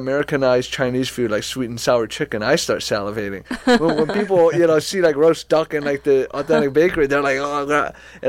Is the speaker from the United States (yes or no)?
no; France; born there; I was born in France.